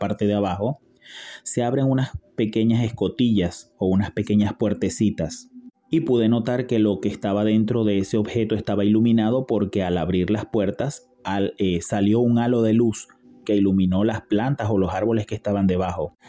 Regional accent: Venezuela; now in Buenos Aires, Argentina; soy de Venezuela pero vivo actualmente en Buenos Aires, Argentina.

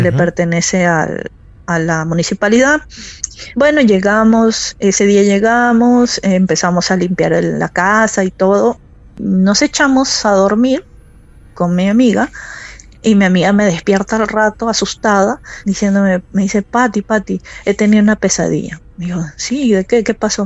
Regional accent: Peru; moved away as an adult; now in Akureyri, Iceland; Yo me vine aquí a los 20, casi los 20 años. Vine por cuestiones de trabajo para trabajar, porque la situación en mi país no estaba muy bien.

